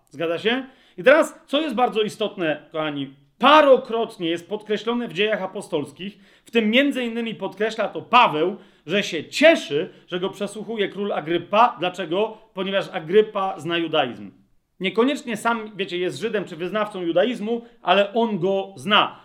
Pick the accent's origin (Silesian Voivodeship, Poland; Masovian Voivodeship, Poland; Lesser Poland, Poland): Lesser Poland, Poland; Nowe Brzesko; ja się wychowałem w nowym, wychowywałem w Nowym Brzesku, to jest mała miejscowość